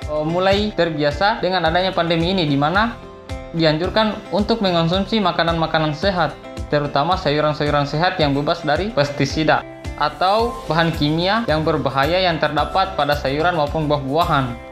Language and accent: Indonesian; Labulu-Bulu, Southeast Sulawesi, Indonesia; Saya berasal dari Desa Labulu-Bulu, Kecamatan Parigi, Kabupaten Muna, Sulawesi Tenggara.